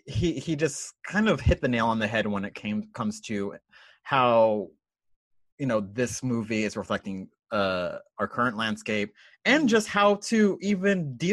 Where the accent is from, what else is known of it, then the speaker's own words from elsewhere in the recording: San Antonio, Texas, United States; I'm San Antonio.